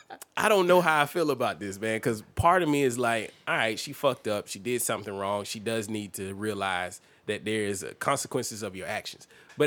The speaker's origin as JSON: {"language": "English", "region": "Alabama", "country": "United States", "tie": "born or raised there", "said": "I grew up in Alabama"}